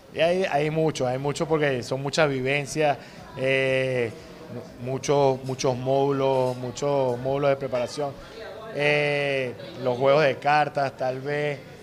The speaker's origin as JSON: {"language": "Spanish", "country": "Venezuela", "also_born_or_lived": "Panama", "said": "soy el primer venezolano en dirigir una selección en el extranjero"}